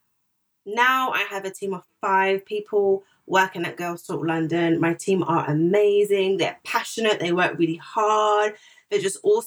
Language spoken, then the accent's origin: English; Zimbabwe; also born or lived in Ghana / South Africa; now in United Kingdom; I'm originally from Zimbabwe